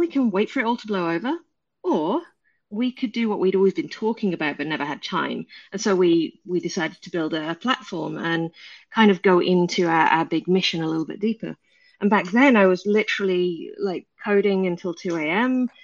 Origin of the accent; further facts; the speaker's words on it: England, United Kingdom; in my hometown in the middle of the UK, you've never heard